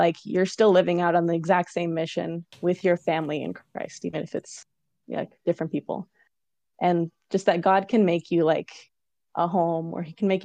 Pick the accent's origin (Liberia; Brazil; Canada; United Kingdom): Canada; Waterloo, Ontario; I grew up in Waterloo